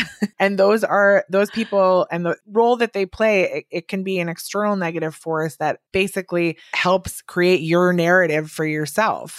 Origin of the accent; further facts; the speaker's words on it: Wisconsin, United States; now in New York, United States; I'm from Wisconsin, and I'm here in New York